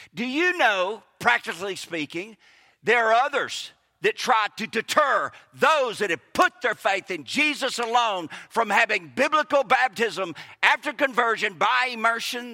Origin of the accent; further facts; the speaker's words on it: Kosciusko, Mississippi, United States; moved away as an adult; also born or lived in Harrisburg / Clinton, Mississippi / Saint Petersburg, Florida; now in Lincoln County, Mississippi, United States; I was born in Harrisburg, raised in Kosciuszko, graduated from Clinton my last two high school, went to Mississippi College. I've been gone from Mississippi for over twenty years